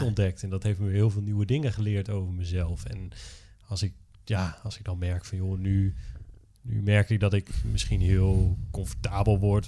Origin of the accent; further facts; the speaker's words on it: Drenthe, Netherlands; also born or lived in Groningen; ik ben opgegroeid in Drenthe